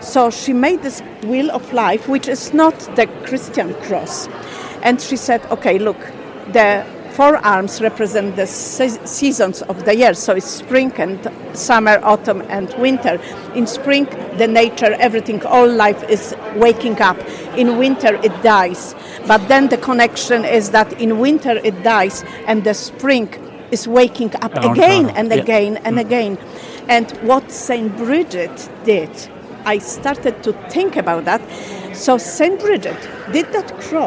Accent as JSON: {"language": "English", "country": "Poland", "moved": "as an adult", "lives_now": "Ireland", "said": "I'm originally from Poland."}